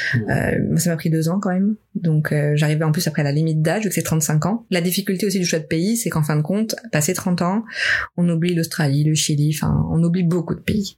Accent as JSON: {"language": "French", "town": "Lyon", "region": "Auvergne-Rhône-Alpes", "country": "France", "tie": "born or raised there", "also_born_or_lived": "Dijon / Tours / Oxford / Madrid", "moved": "as an adult", "lives_now": "Montreal, Canada", "said": "je suis de Lyon moi à la base."}